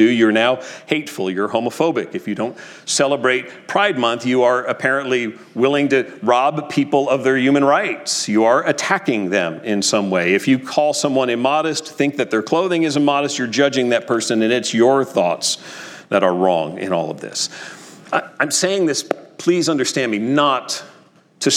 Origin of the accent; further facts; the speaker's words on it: New Jersey, United States; When I was a kid growing up in North Jersey